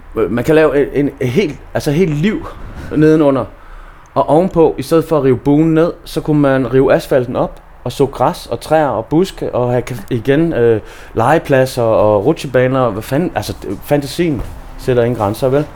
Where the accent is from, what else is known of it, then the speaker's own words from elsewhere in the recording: Aarhus, Central Denmark Region, Denmark; now in Copenhagen, Denmark; jeg er jo fra Aarhus